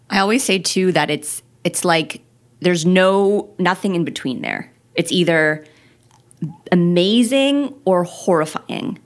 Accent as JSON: {"language": "English", "region": "Quebec", "country": "Canada", "tie": "born or raised there", "said": "I grew up driving in Quebec"}